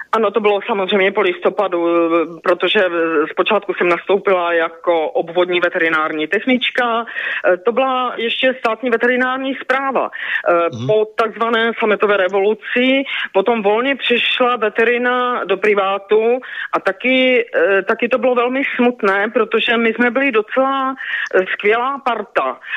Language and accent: Czech; Ostrava, Moravian-Silesian Region, Czechia; now in Čeladná, Czech Republic; narodila jsem se v roce 1957 v Ostravě, v centru Ostravy.